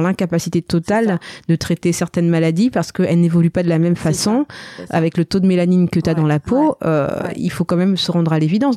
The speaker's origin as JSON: {"language": "French", "country": "Madagascar", "tie": "born or raised there", "moved": "yes", "lives_now": "France", "said": "je suis née à Madagascar"}